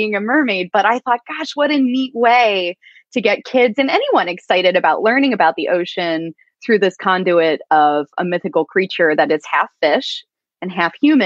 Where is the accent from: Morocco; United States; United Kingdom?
United States; Pennsylvania; I grew up in Amish country, Pennsylvania, far from the ocean